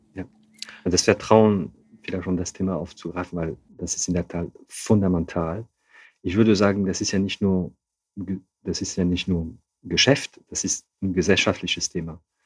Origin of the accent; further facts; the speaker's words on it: Hauts-de-France, France; accent: Ch'ti; German is a second language; moved away as an adult; also born or lived in Calais / Paris; now in Cologne, Germany; ich bin zwar in Nordfrankreich aufgewachsen